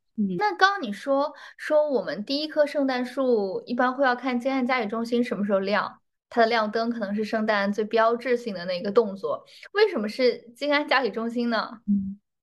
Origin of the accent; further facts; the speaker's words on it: China; 对于我们中国人来讲